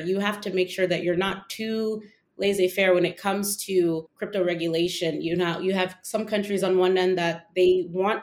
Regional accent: Washington, District of Columbia, United States; I am actually from the Washington, D.C. area. So I've always grown up around policy and politics

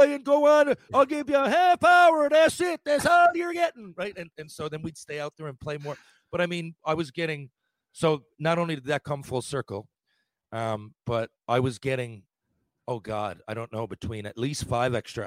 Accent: Mount Pearl, Newfoundland and Labrador, Canada; Mount Pearl, Newfoundland, a suburb of St. John's.

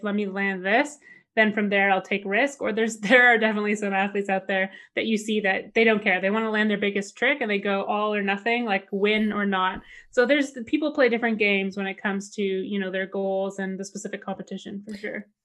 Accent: Canada; as a Canadian kid

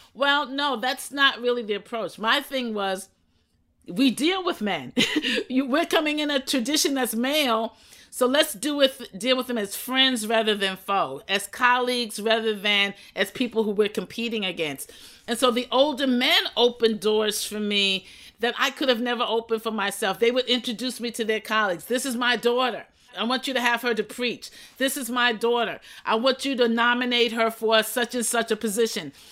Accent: New York City, New York, United States; pastored for 32 years in my hometown became the first female chaplain of the New York City Police Department from that same church

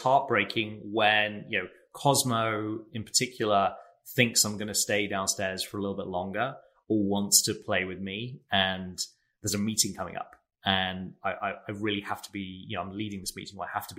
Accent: England, United Kingdom; now in San Francisco, United States; I grew up in England, but am now based in San Francisco and have been living here with my wife, Kirsty, since 2009.

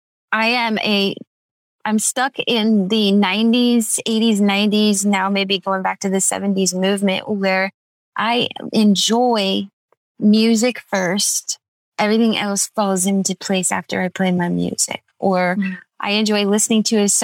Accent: Redlands, California, United States; Redlands is my hometown

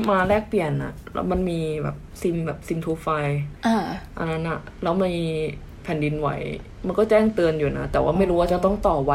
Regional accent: Phitsanulok, Thailand; moved away as an adult; also born or lived in Bangkok; now in Japan; บ้านก็อยู่จังหวัดพิษณุโลกอย่างเงี้ย

